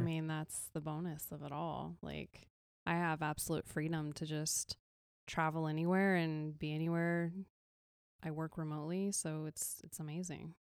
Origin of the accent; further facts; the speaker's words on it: California, United States; I'm born and raised in California